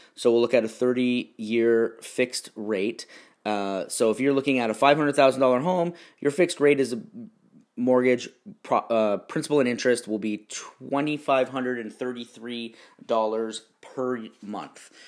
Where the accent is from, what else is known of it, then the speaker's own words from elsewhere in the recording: Stoney Creek, Ontario, Canada; also born or lived in Niagara Falls, Canada; now in Irvine, United States; I was born in Niagara Falls and grew up in Stony Creek, which is between Niagara Falls and Toronto